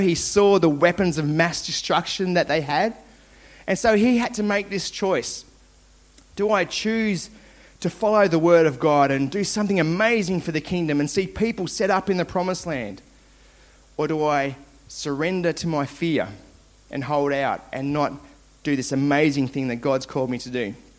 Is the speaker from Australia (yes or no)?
yes; Launceston, Tasmania, Australia; I grew up in Launceston, Tasmania, where all good things come from